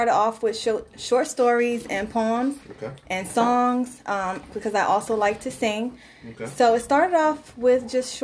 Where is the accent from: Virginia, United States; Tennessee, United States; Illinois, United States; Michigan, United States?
Virginia, United States; Richmond; from Richmond, Virginia